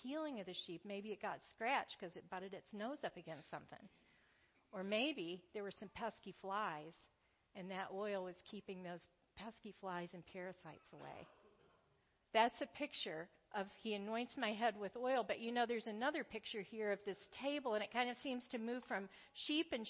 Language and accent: English; the South, United States; now in Grand Rapids, United States; I'm from the South